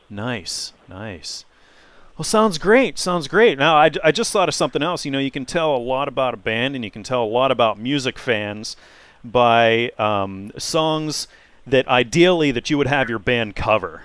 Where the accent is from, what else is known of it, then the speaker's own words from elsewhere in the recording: Pittsburgh, Pennsylvania, United States; now in Erie, United States; I'm in Erie right now, so I'm way up north, but uh, I've I've lived around Pittsburgh and stuff all of my life